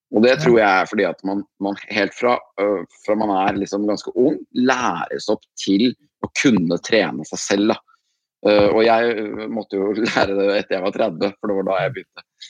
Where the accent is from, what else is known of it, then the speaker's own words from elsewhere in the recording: Andebu, Vestfold, Norway; moved away; akkurat nå er jeg en liten tur hjemme i Andebu, på gården til eh, foreldrene mine. Her som jeg er vokst opp, da.